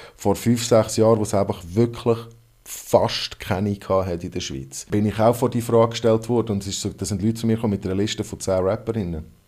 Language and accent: German; Hong Kong; first language English; German is a second language; now in Switzerland; Das ist meine Muttersprache. Ich bin in Hongkong aufgewachsen